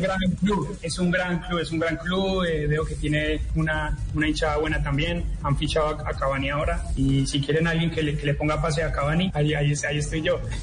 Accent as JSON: {"language": "Spanish", "country": "Colombia", "moved": "yes", "said": "en Colombia tenemos mucho talento"}